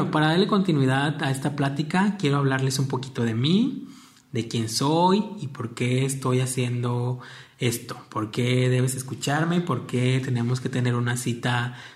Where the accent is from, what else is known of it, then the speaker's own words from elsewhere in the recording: Apatzingán, Michoacán, Mexico; now in Jalisco, Mexico; Soy originario de Apaxingán, la ciudad de Apaxingán en el estado de Michoacán.